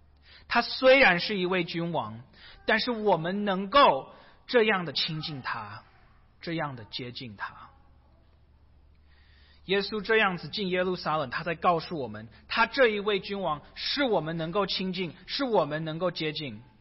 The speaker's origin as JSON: {"language": "Chinese", "country": "China", "said": "逾越节是犹太人一年一次庆祝的，有一点像我们中国人庆祝过年的一样。"}